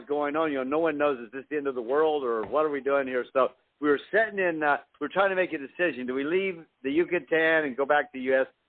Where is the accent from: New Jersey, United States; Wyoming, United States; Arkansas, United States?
Arkansas, United States; moved away; also born or lived in Los Angeles; I grew up in Arkansas